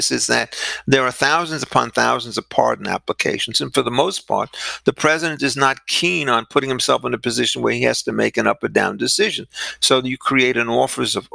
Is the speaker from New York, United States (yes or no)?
yes; Great Neck, New York, United States; moved away; I was raised in Great Neck for 6 years of my life